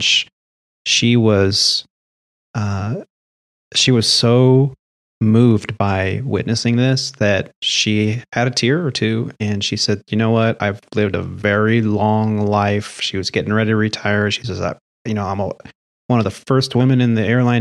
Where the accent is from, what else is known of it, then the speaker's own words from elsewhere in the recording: California, United States; I grew up in California